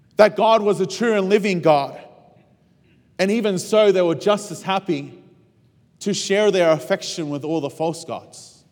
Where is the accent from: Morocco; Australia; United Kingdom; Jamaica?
Australia; moved away as an adult; as an Australian